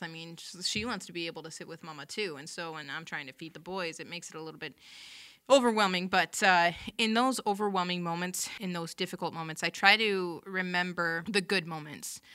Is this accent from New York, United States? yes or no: no; Bay City, Michigan, United States; So, I grew up in Bay City, um, Creative Catholic